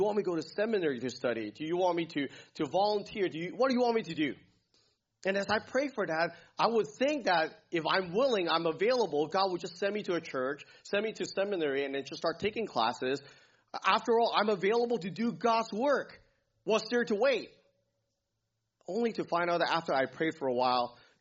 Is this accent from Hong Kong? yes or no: yes; Hong Kong; moved away; I grew up in Hong Kong